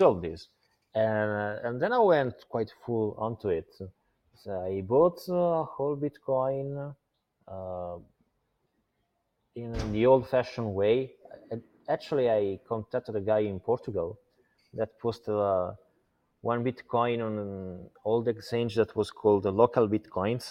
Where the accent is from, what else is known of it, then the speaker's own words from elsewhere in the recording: Italy; moved away as an adult; now in Malta; I was born in Italy 34 years ago. I spent last 10 years in Malta